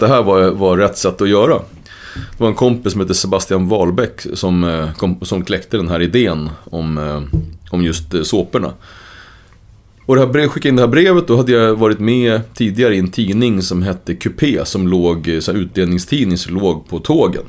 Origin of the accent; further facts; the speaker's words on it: Uppsala, Uppsala County, Sweden; vi växte upp i Gottsunda, ett ställe som var ganska rörigt